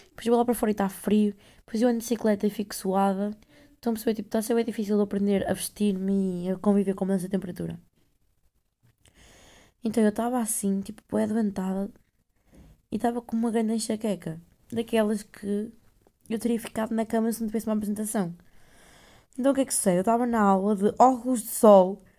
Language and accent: Portuguese; Netherlands; Olha, outra coisa sou holandesa. Eu nem sei se é rapariga holandesa, mas que se foda.